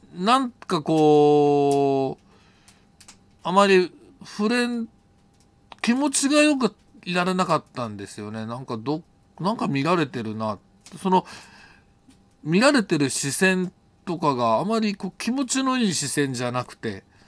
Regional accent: Japan; 「日本人だ」って言ったら

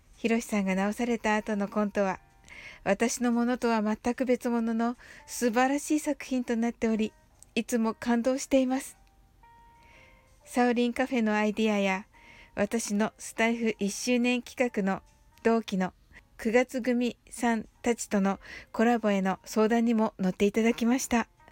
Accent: Kyushu, Japan; 私と同じ九州のご出身

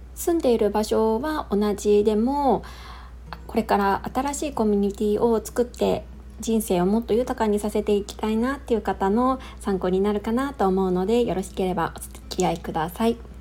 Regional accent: Niigata, Japan; moved away; also born or lived in Chiba; 私の実家は新潟なので

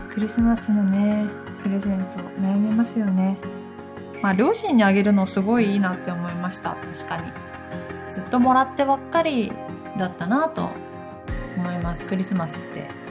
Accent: Gifu, Japan; 岐阜の出身なんですけど

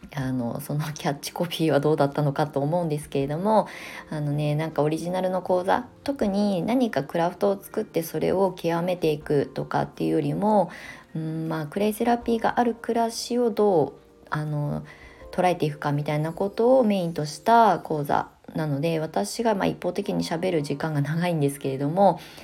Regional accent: Kasama, Ibaraki, Japan; now in Kamakura, Japan; 私の出身地って茨城県笠間市というところですごく田舎なんですけど

